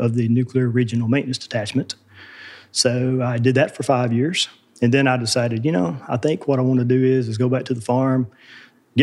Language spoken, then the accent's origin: English; West Tennessee, United States; I grew up here in West Tennessee, between here and Memphis